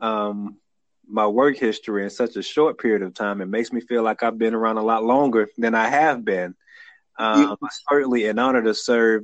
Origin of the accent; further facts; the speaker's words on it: Atlanta, Georgia, United States; also born or lived in Montgomery, Alabama; now in Alabama, United States; I was born and reared in Atlanta, Georgia.